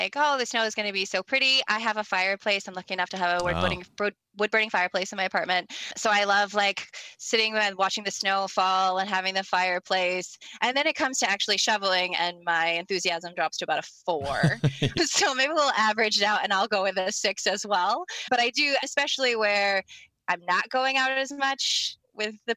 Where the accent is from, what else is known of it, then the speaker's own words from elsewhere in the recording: Western Massachusetts, United States; moved away as an adult; now in Boston, United States; I grew up in Western Mass